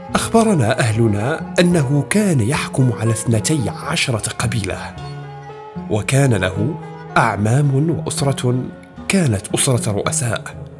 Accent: Marrakesh, Marrakesh-Safi, Morocco; moved away as an adult; also born or lived in Rabat / El Jadida; انتقلت من مراكش البلد البعيد النائي إلى العاصمة

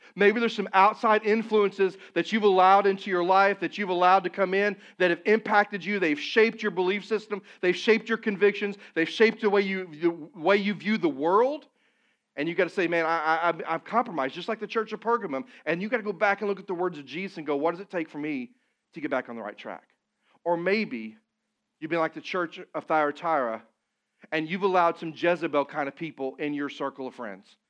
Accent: Poplar Bluff, Missouri, United States; moved away; Papa Bluff, my hometown, it's not a large community, it's about seventeen, eighteen thousand people

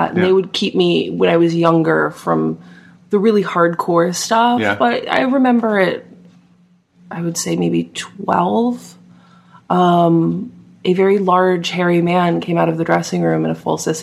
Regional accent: New Jersey, United States; I grew up in New Jersey.

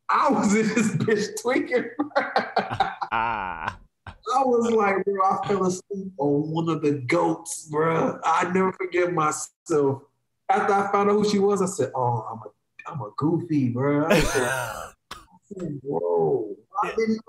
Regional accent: Chicago, Illinois, United States; I'm from Chicago.

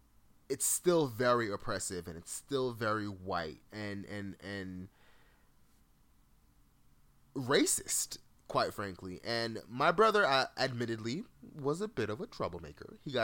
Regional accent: Fort Lauderdale, Florida, United States; In the neighborhood that I grew up in Fort Lauderdale, shout out to the 954 to 750, you know what I mean? My little 305, all of that.

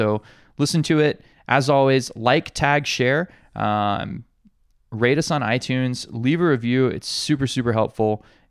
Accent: Alabama, United States; now in Hawaii, United States; very poor area of Alabama, just maybe an hour or so south of Montgomery, which is the capital of my hometown.

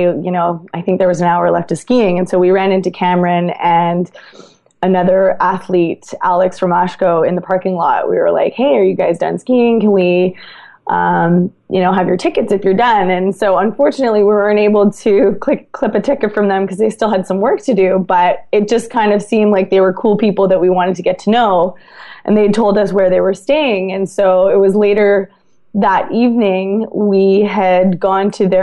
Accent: Vancouver, British Columbia, Canada; I'm from Vancouver

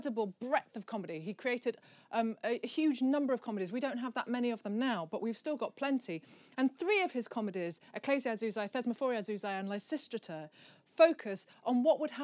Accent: Midlands, United Kingdom; I'm from the Midlands, so I'm pikey and I say it wrong

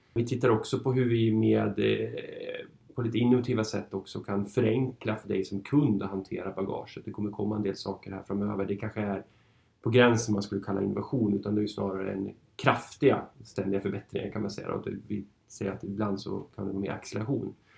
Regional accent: Norrland, Sweden; moved away as an adult; also born or lived in Uppsala / Stockholm; jag är född och uppvuxen i Norrland

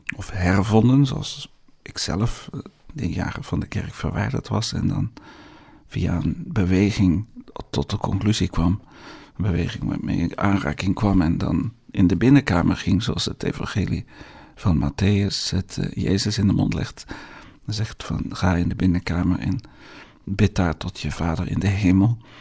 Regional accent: Netherlands; in Nederland doen, waar ik vandaan kom

